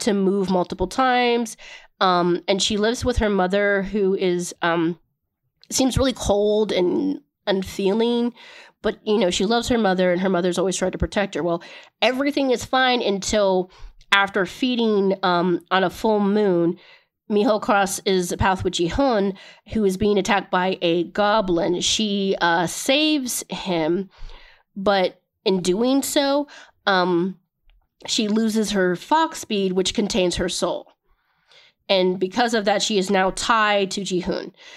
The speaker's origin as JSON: {"language": "English", "country": "United States", "said": "I am American"}